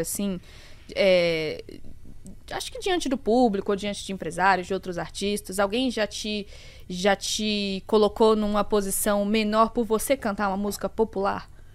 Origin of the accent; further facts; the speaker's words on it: Bahia, Brazil; now in São Paulo, Brazil; sou da Bahia